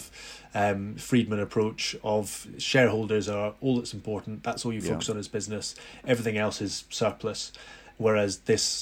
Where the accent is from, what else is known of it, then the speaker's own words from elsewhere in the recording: Edinburgh, Scotland, United Kingdom; We grew up in Edinburgh